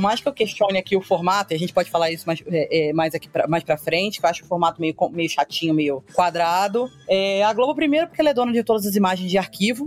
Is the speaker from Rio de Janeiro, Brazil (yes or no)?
yes; Rio de Janeiro, Brazil; Eu, como boa carioca, estou acostumada a esse tempinho